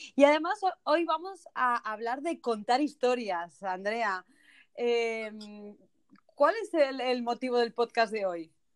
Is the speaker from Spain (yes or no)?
yes; Spain; now in United States; los que somos españoles desde chiquititos, desde pequeños, que llevamos esas zapatillas.